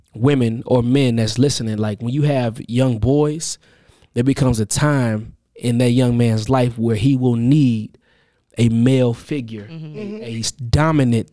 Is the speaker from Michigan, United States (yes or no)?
yes; Benton Harbor, Michigan, United States; moved away; also born or lived in Atlanta; I'm from Michigan, Benton Harbor, born and raised.